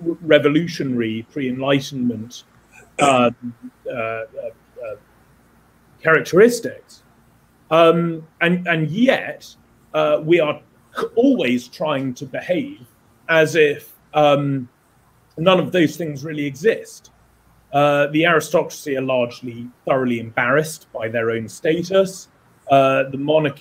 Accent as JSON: {"language": "English", "country": "United Kingdom"}